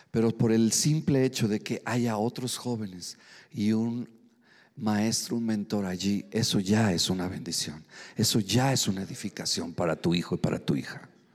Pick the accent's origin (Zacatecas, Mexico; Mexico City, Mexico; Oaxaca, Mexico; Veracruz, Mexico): Mexico City, Mexico; soy chilango, gloria a Dios. Soy frijolito, soy de Nopalilandia. Sí, gloria a Dios, a mucho orgullo, soy mexicano